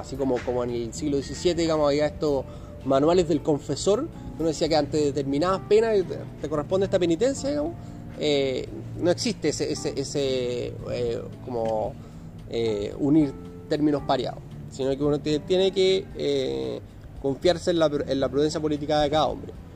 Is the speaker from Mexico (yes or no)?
no; Chile; nosotros como sociedad chilena